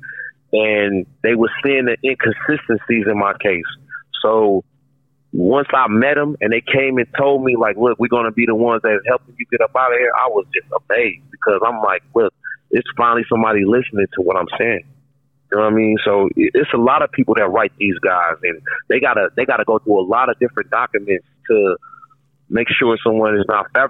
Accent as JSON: {"language": "English", "town": "Minneapolis", "region": "Minnesota", "country": "United States", "said": "I'm from North Minneapolis, which is like it's a close-knit community"}